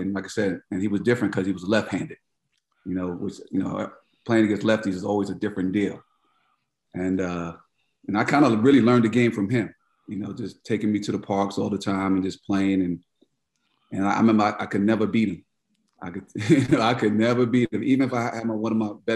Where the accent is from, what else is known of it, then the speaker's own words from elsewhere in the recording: New York City, New York, United States; moved away as an adult; also born or lived in North Carolina / San Francisco; I grew up in Queens, New York